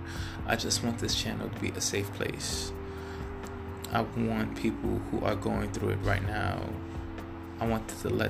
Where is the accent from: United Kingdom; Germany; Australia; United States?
United States; New York City, New York; now in California, United States; I'm originally from Brooklyn, New York, and I am living in California right now